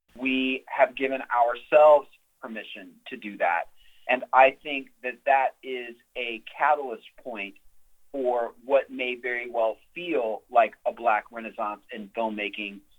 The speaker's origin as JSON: {"language": "English", "region": "Texas", "country": "United States", "tie": "born or raised there", "said": "my home state of Texas"}